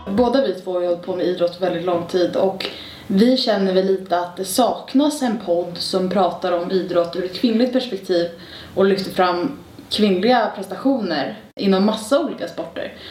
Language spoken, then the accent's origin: Swedish; Stockholm, Stockholm County, Sweden; jag är född och uppväxt här i Stockholm